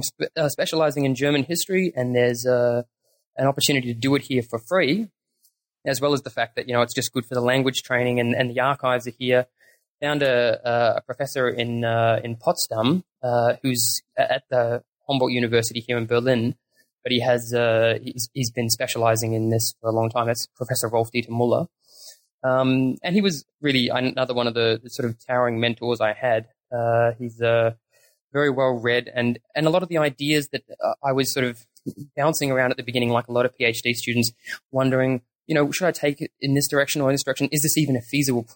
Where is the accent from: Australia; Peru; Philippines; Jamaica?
Australia; also born or lived in New Zealand; I was born in New Zealand, and I moved over there with the family when I was very small. So I grew up in Australia